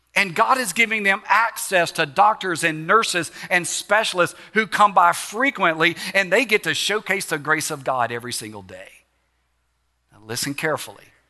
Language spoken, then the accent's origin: English; Alexandria, Louisiana, United States; Calvary Baptist Church in Alexandria, my hometown